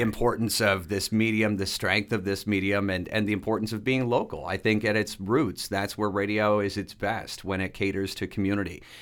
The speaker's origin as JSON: {"language": "English", "town": "Dresden", "region": "Ontario", "country": "Canada", "tie": "born or raised there", "said": "growing up in Dresden, Ontario"}